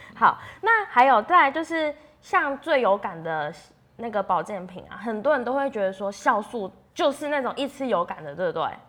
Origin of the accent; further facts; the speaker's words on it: Taiwan; 我们台湾人